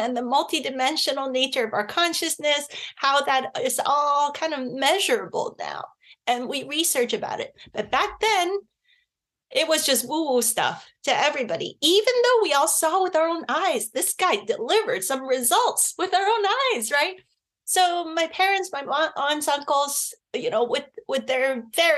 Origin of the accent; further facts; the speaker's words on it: Hong Kong; we were growing up in Hong Kong at the time